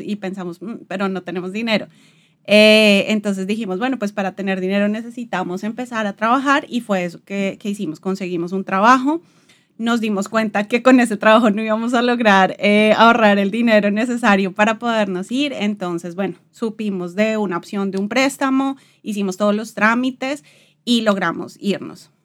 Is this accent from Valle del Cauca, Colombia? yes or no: no; Bogotá, Colombia; moved away as an adult; also born or lived in London; now in Portugal; Yo soy de Bogotá, viví toda la vida, todo el tiempo estuve en, Bogotá